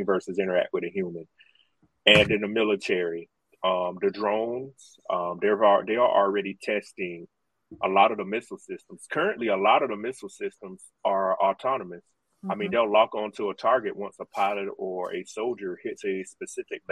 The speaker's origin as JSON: {"language": "English", "region": "South Carolina", "country": "United States", "said": "I am from South Carolina and still live here"}